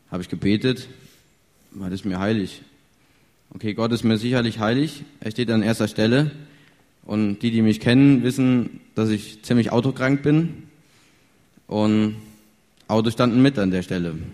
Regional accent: Wilden, North Rhine-Westphalia, Germany; ich komme aus Wilden, liegt bei Willensdorf in der Nähe von Siegen.

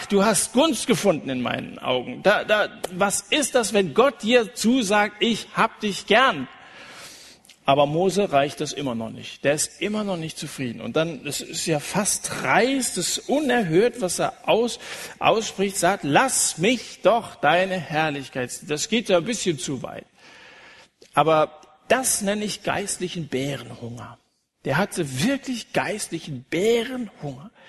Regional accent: Dillenburg, Hesse, Germany; Ich liebe meine Heimatstadt Dillenburg.

